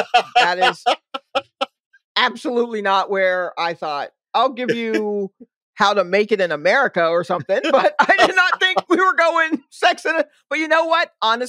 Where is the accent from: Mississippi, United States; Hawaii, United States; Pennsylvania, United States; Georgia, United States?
Georgia, United States; Atlanta; I know I'm from Atlanta